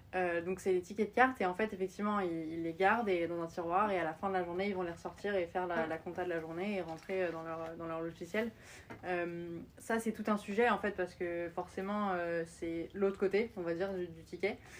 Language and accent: French; France; moved away as an adult; also born or lived in Austin, Texas, United States / New York, United States; j'ai collège, lycée jusqu'à mon bac en France